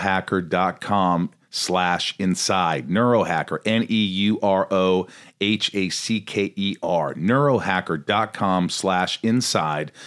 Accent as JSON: {"language": "English", "region": "Indiana", "country": "United States", "tie": "born or raised there", "said": "I grew up in Indiana, small town"}